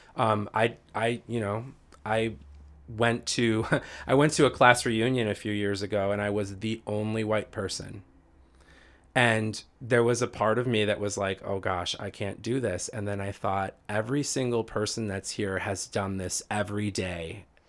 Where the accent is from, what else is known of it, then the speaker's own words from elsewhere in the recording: Riverdale, Illinois, United States; also born or lived in Green Lake, Wisconsin; now in Naperville, United States; I literally grew up on the south side of Chicago, a suburb called Riverdale